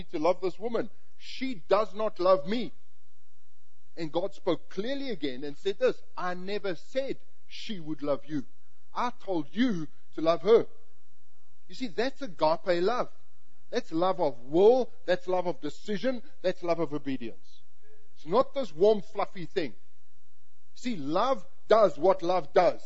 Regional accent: South Africa; moved away; we're both South African, I'm from the English part and culture

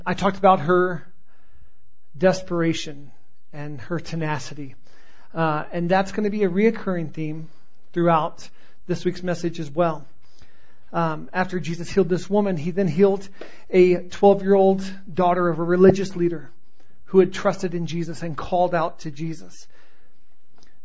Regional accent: Southern California, United States; I grew up in Southern California

